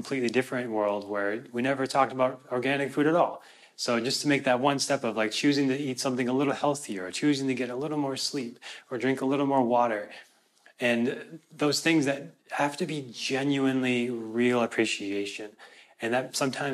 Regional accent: Minnesota, United States; I'm from Minnesota

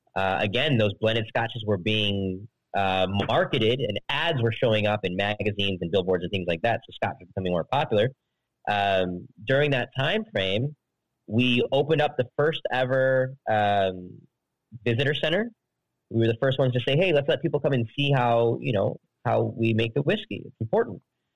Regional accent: Midwest, United States; Being a Midwesterner, this truly resonates with me and I love it so much.

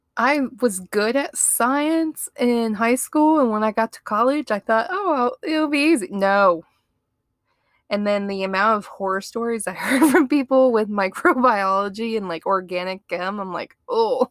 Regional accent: Ohio, United States; I grew up in Ohio

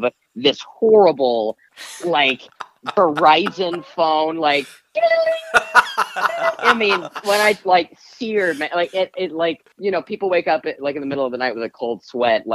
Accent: Odessa, Texas, United States; also born or lived in Chattanooga, Tennessee / Lubbock, Texas; now in Los Angeles, United States; I moved to Odessa, Texas when I was six

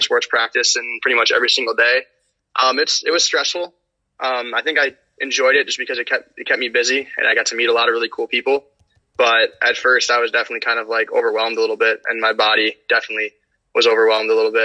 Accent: Iowa, United States; moved away as an adult; now in Massachusetts, United States; Growing up in Iowa and having family out on the East Coast

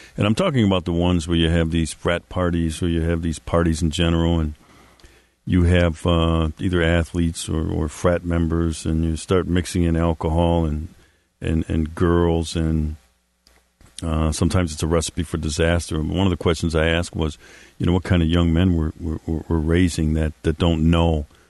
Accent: Milwaukee, Wisconsin, United States; my hometown, Milwaukee, Wisconsin

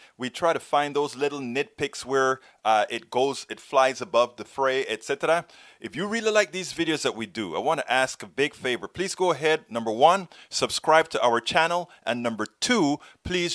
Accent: Panama; I'm from Panama

